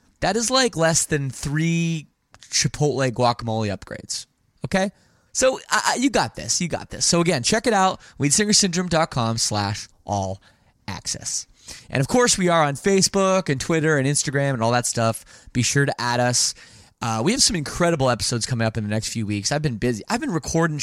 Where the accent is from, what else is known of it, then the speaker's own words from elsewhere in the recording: Toronto, Ontario, Canada; also born or lived in Windsor; I'm based in Toronto. Okay. That's where I grew up